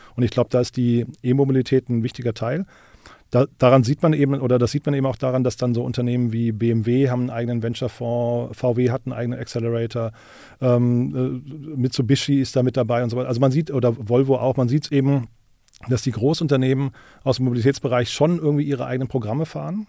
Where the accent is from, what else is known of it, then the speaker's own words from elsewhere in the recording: Rhine-Main area, Germany; now in Berlin, Germany; für das Rhein-Main-Gebiet, wo ich herkomme